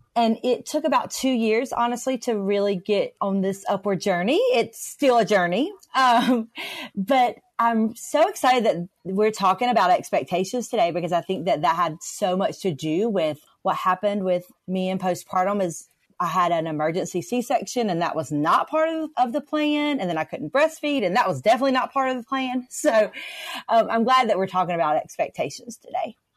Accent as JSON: {"language": "English", "region": "North Carolina", "country": "United States", "said": "I'm from North Carolina."}